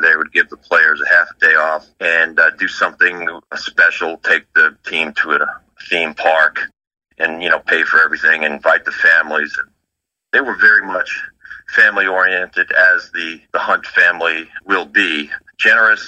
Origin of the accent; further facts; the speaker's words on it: Long Island, New York, United States; moved away; I'm from Long Island